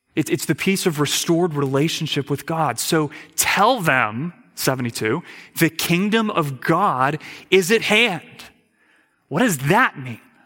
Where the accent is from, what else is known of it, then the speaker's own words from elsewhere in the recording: United States; as an American